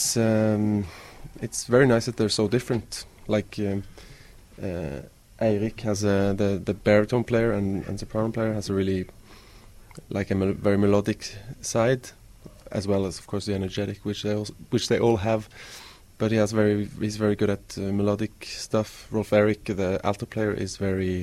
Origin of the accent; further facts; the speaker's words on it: Stavanger, Rogaland, Norway; I grew up in Stavanger, which is on the west coast of Norway